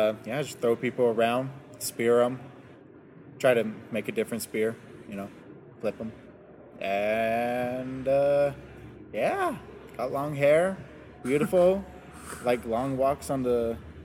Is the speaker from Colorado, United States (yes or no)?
yes; Denver, Colorado, United States; I'm from Montbello